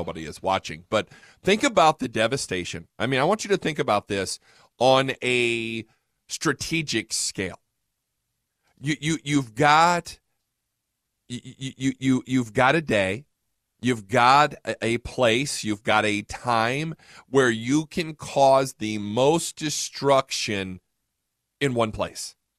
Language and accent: English; Fort Wayne, Indiana, United States; moved away as an adult; now in Fort Worth, United States; I'm originally from Fort Wayne, Indiana